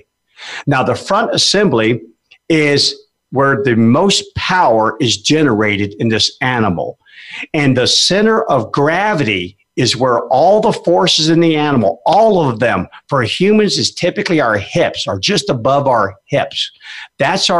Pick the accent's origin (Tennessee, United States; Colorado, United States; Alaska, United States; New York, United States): Alaska, United States; now in Memphis, United States; I grew up in Alaska. I was a junior musher